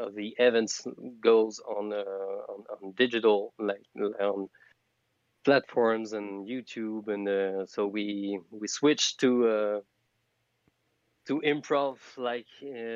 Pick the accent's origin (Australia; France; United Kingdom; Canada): France; English is a second language; I'm from France. I'm the freak French frog of the night.